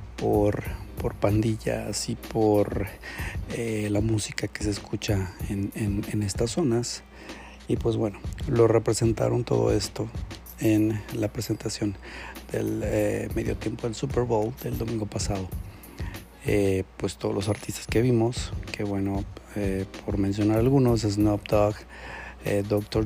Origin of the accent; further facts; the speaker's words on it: Mexico; Nosotros como mexicanos